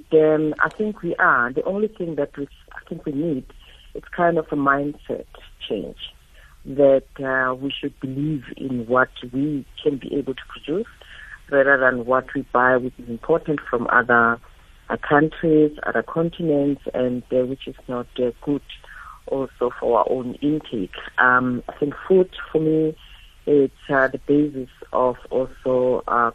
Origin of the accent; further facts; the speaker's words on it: Soweto, Gauteng, South Africa; I grew up in Soweto.